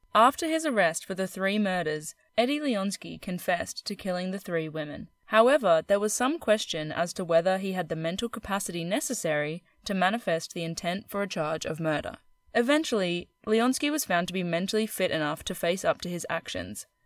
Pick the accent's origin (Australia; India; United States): Australia; Queensland; I'm from Queensland